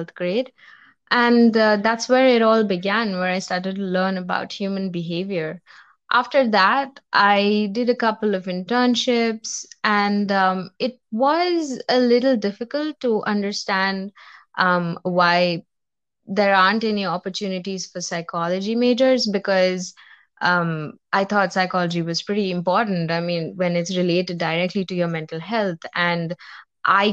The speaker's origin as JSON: {"language": "English", "country": "India", "said": "I'm from India."}